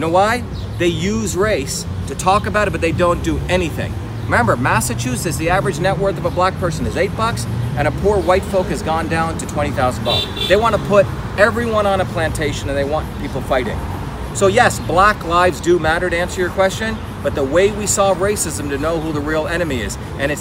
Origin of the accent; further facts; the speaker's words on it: India; moved away; When I grew up in India as a kid